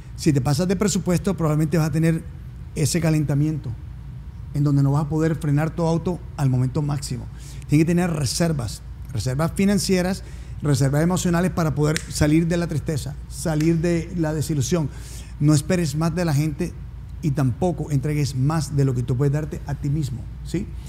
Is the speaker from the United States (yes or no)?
yes; New Jersey, United States; also born or lived in Colombia; now in Miami, United States; vengo de una familia que nacimos en Colombia, de una, un legado italiano-argentino por parte de madre y venezolano-colombiano por parte de padre. Como tal, viviendo en Miami, pero crecí en New Jersey